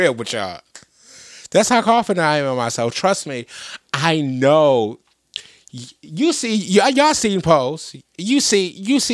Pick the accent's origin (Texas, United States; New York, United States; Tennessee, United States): New York, United States; I'm from New York